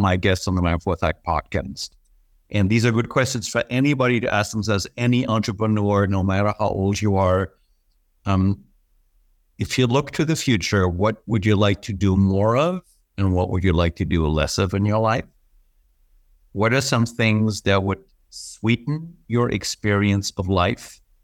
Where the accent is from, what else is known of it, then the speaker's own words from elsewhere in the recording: Germany; also born or lived in Manhattan; now in Florida, United States; I was raised in Germany